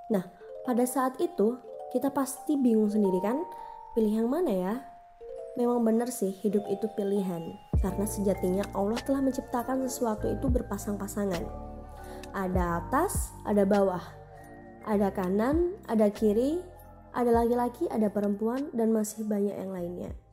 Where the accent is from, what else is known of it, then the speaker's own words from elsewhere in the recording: Jember, East Java, Indonesia; born there; lahir di kota Jember bulan April tahun 1999.